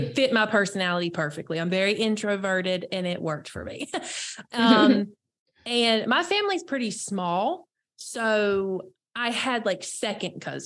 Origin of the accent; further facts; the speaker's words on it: North Carolina, United States; I'm born and raised in North Carolina